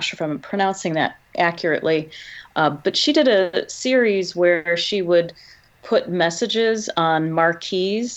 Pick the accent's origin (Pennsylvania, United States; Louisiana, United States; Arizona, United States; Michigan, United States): Michigan, United States; here in my home state